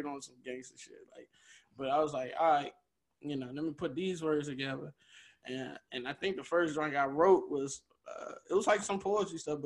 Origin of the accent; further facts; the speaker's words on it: Maryland, United States; I'm from Maryland.